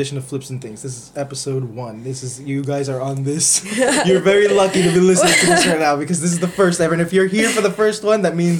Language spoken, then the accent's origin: English; New Jersey, United States; We're in Canada, actually. We're actually from New Jersey, but we're in Canada today